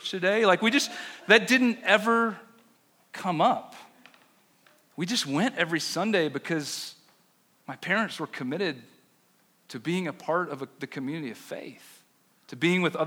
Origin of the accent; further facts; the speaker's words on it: Chapel Hill, North Carolina, United States; now in Denver, United States; I grew up in Chapel Hill